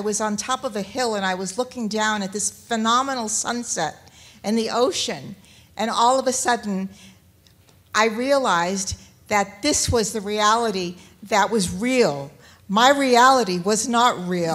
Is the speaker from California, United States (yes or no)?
yes; Southern California, United States; I'm from Southern California as well